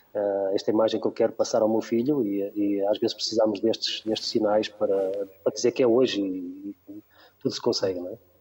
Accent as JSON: {"language": "Portuguese", "town": "Barcelos", "region": "Norte", "country": "Portugal", "tie": "born or raised there", "said": "eu nasci em Barcelos, continuo a viver em Barcelos"}